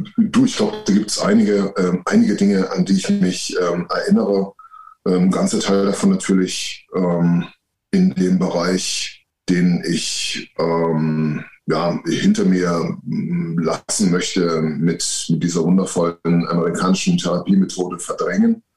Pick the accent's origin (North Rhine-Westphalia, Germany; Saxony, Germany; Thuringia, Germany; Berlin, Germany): Saxony, Germany; near Leipzig; ich bin in der Nähe von Leipzig geboren